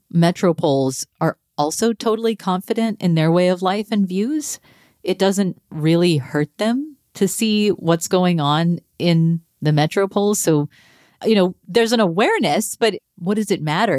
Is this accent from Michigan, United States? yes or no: no; North Texas, United States; moved away; I grew up in North Texas